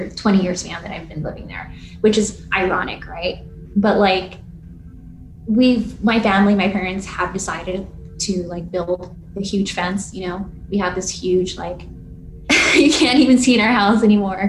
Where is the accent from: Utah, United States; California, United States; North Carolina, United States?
California, United States; Los Angeles; I grew up in two parts of LA. So I grew up like in the West Side for most part of my childhood